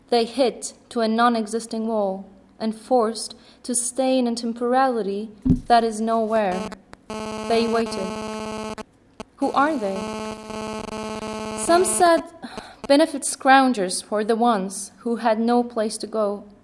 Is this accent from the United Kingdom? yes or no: no; Syria; also born or lived in Kuwait; I was born in Kuwait. So, are you Kuwaitian? No, I grew up in Syria.